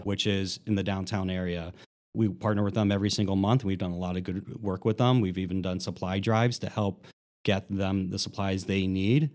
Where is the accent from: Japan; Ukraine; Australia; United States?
United States; Philadelphia, Pennsylvania; moved away as an adult; now in Columbus, United States; I grew up in Philadelphia